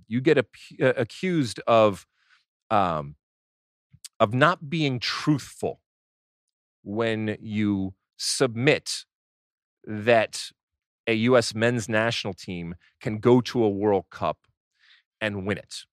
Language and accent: English; United States